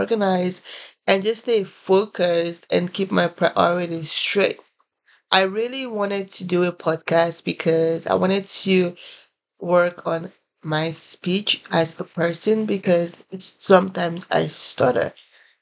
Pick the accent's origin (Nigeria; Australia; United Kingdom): Nigeria; moved away as an adult; also born or lived in Columbia, South Carolina, United States; now in United States; I am originally from Nigeria. I came in here to the United States about 6 years ago